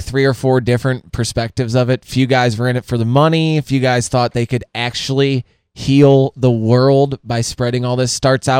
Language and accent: English; Fenton, Missouri, United States; I'm from Fenton.